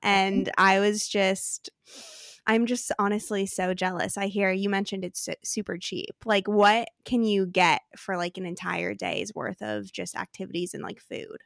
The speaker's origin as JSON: {"language": "English", "region": "Arizona", "country": "United States", "tie": "born or raised there", "moved": "yes", "lives_now": "San Diego, United States", "said": "I grew up in Arizona"}